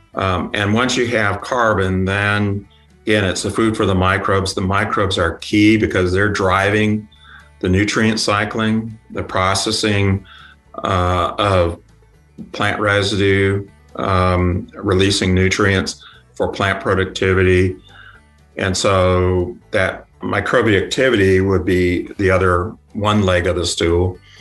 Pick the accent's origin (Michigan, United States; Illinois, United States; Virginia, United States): Illinois, United States; Yorkville; moved away; also born or lived in Kansas; came from a small town. It's called Yorkville. It's about an hour and a half drive from Chicago.